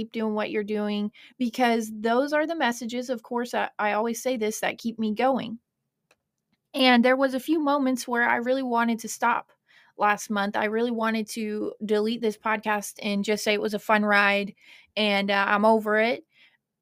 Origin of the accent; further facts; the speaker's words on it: Kentucky, United States; accent: hybrid accent; also born or lived in Ohio; I grew up in Kentucky, but I'm actually from Ohio. So I always say I have this hybrid accent